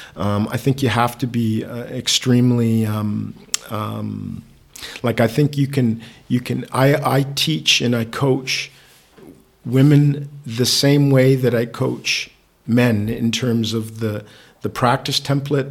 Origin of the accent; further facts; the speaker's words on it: Victoria, British Columbia, Canada; moved away; I was born in Victoria, British Columbia, Canada